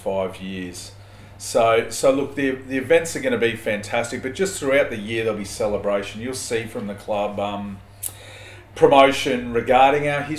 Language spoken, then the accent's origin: English; Chandler, Queensland, Australia; I've been based locally for the majority of my life, having been growing up in Chandler